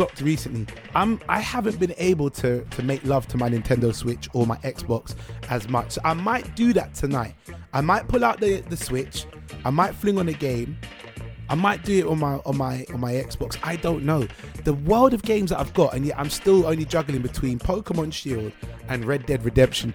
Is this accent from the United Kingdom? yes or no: yes; United Kingdom; I'm British